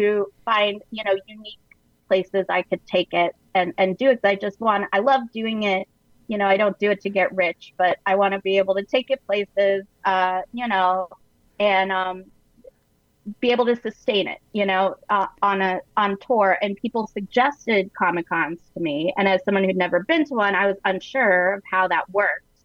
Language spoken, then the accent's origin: English; Sarasota, Florida, United States; moved away; that's actually my hometown